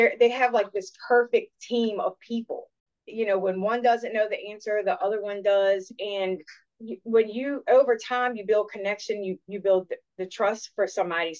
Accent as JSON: {"language": "English", "town": "Richmond", "region": "Virginia", "country": "United States", "said": "originally I'm from Richmond"}